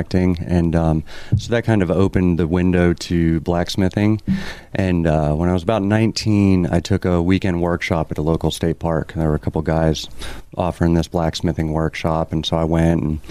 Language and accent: English; western Pennsylvania, United States; I grew up in western Pennsylvania. I grew up in a little country town